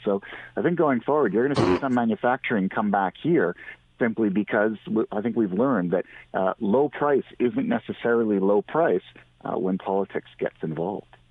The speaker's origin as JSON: {"language": "English", "country": "Canada", "said": "as a Canadian"}